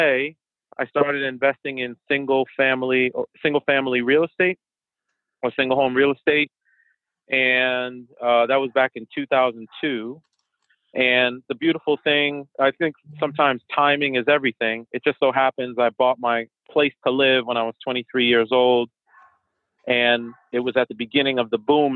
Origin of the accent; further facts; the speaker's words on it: Boston, Massachusetts, United States; first language French and Haitian Creole; English is a second language; moved away as an adult; also born or lived in New York / Virginia; now in Washington, D.C. area, United States; I was born in New York, raised in Boston, and I come from an immigrant family. So my family's Haitian